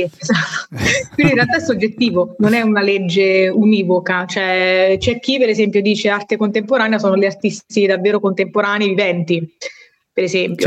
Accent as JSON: {"language": "Italian", "region": "Marche", "country": "Italy", "moved": "as an adult", "lives_now": "Bologna, Italy", "said": "sono marchigiana"}